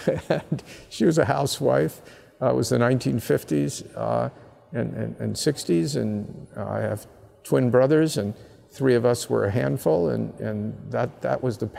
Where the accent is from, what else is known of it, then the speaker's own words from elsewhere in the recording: Abington, Pennsylvania, United States; from Abington High School in Abington, Pennsylvania